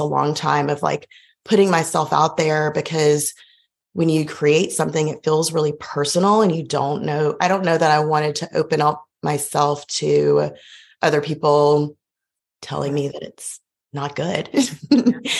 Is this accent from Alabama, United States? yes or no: yes; Montgomery, Alabama, United States; now in Auburn, United States; I grew up in Montgomery and it's just right down the road